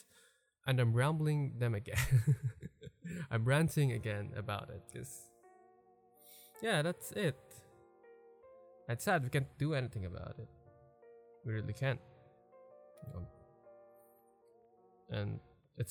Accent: Philippines; first language Filipino; English is a second language; mag-Filipino, because it's my mother tongue

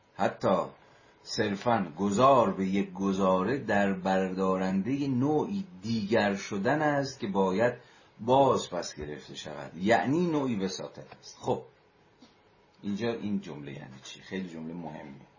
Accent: Iran; ما همه ایرانی هستیم

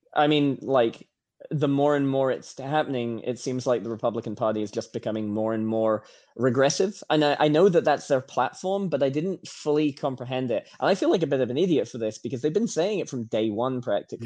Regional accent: Norfolk, East of England, United Kingdom; moved away as an adult; now in United States; I'm I'm from England. I'm from uh, Norfolk, England. I left when I was like 19 or 20, and I've been here ever since

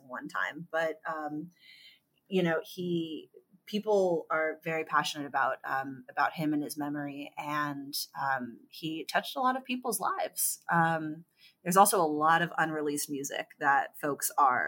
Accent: San Ramon, California, United States; moved away as an adult; also born or lived in San Francisco / Oakland; now in New York, United States; I grew up in San Ramon, which is in Contra Costa County.

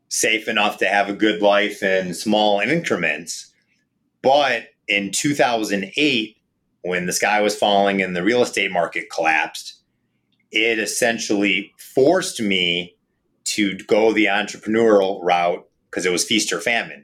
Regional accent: Saline, Michigan, United States; also born or lived in Ann Arbor, Michigan; I'm in Ann Arbor and grew up in Saline and find this to be home.

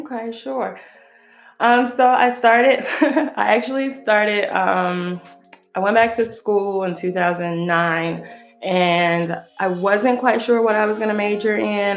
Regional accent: Israel; moved away as an adult; now in United States; I live in the US. I was born and raised in Israel. I moved over here when I was 19.

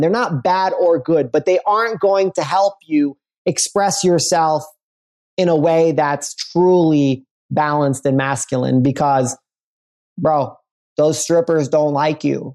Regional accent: New York City, New York, United States; I grew up in Brooklyn, Brooklyn

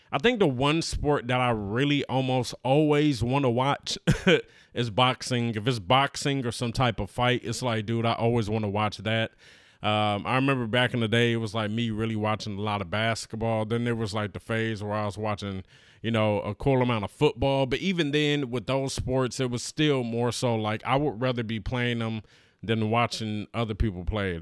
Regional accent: Los Angeles, California, United States; I'm from Los Angeles

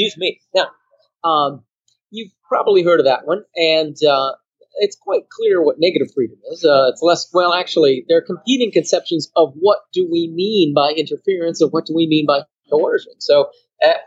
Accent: Cassopolis, Michigan, United States; moved away; also born or lived in Qatar; I'm from Cassopolis, Michigan

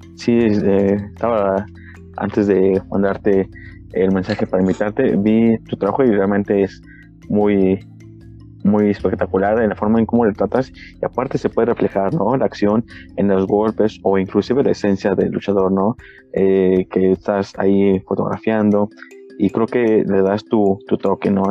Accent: Mexico; como mexicanos

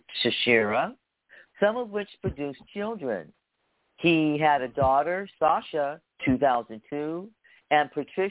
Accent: Tacoma, Washington, United States; I was born in Tacoma, Washington

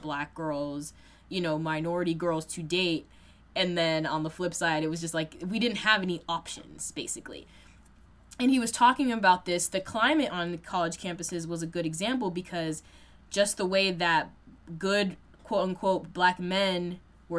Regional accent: Boston, Massachusetts, United States; I am a black woman who, born and raised in Massachusetts, you know, Boston area

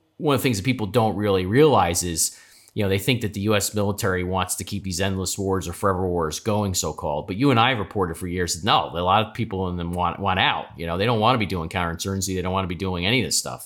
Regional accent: United States; you and I are proud Americans

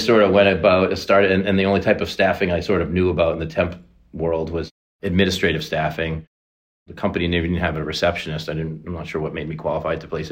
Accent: Boston, Massachusetts, United States; Born and raised in the Boston area

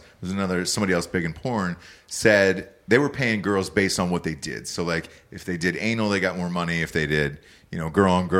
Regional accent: Atlanta, Georgia, United States; I'm from Atlanta.

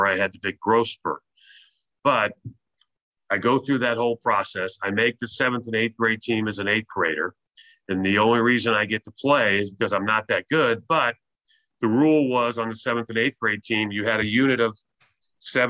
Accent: Merritt Island, Florida, United States; I was born in Florida, raised in Florida, went to school in Florida, and it was in a small town called Merritt Island

